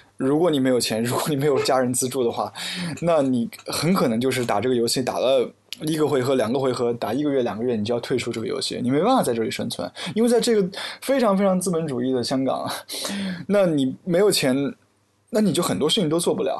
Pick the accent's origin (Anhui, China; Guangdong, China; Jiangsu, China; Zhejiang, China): Anhui, China; Hefei; now in Hong Kong; 我的家乡合肥